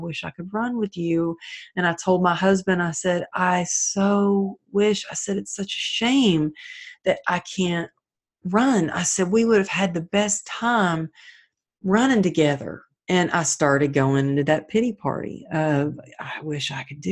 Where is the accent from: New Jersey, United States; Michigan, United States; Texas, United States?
Texas, United States; growing up in Texas